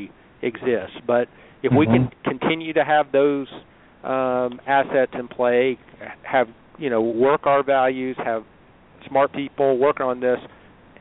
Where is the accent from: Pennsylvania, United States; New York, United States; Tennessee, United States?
Tennessee, United States; Chattanooga; as a Chattanoogan